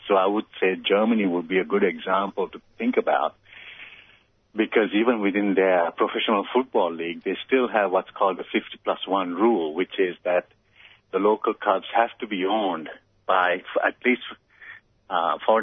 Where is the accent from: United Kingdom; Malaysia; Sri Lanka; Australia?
Sri Lanka; moved away as an adult; also born or lived in United States; I came from Sri Lanka, went to America to be a better springboard diver